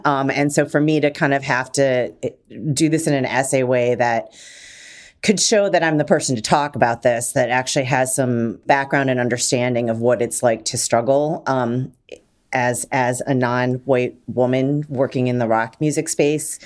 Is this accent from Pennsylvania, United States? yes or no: no; Detroit, Michigan, United States; I'm from Detroit